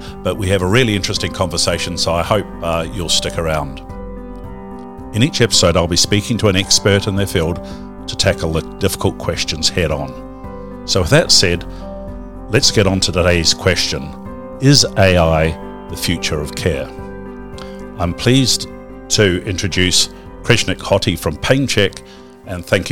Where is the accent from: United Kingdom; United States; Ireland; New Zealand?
New Zealand; as a Kiwi